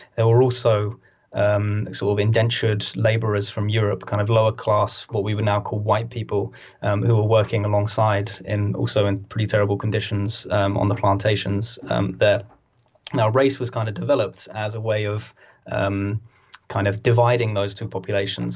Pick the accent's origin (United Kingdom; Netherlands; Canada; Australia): United Kingdom; We're a very very kind of sad, angry country